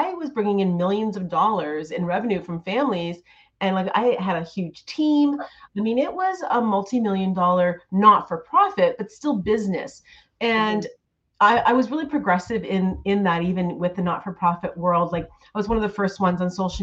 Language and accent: English; Ontario, Canada; I have a studio, a gorgeous studio in my hometown here in Ontario